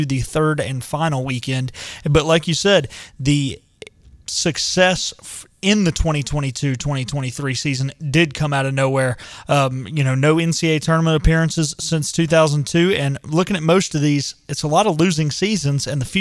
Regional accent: North Carolina, United States; growing up in North Carolina

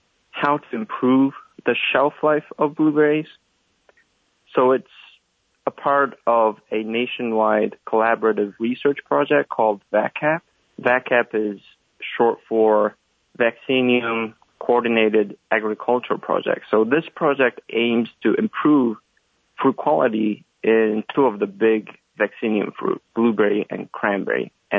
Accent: Daegu, South Korea; moved away as an adult; also born or lived in Seoul, South Korea; now in Kannapolis, United States; I'm from South Korea, from a city called Daegu. I got my bachelor's and master's degree at Seoul National University

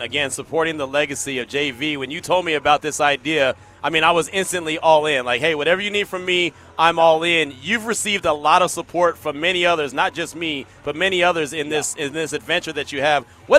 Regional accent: California, United States; You guys made it happen for a lot of us growing up in the Bay.

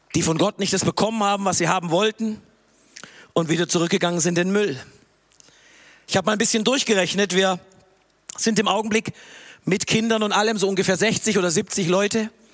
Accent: Tübingen, Baden-Württemberg, Germany; moved away as an adult; now in Peru; Ich bin hier in Tübingen aufgewachsen

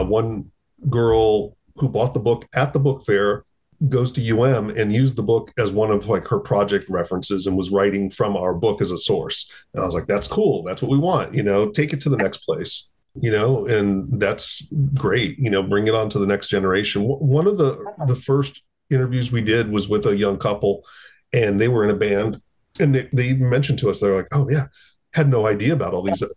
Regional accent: Kendall, Florida, United States; Well, I grew up kind of in Kendall.

